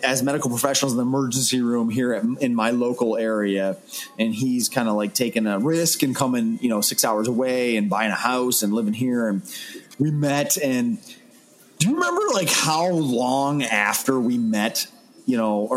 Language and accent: English; northern New York, United States; I was already working there because it's my hometown.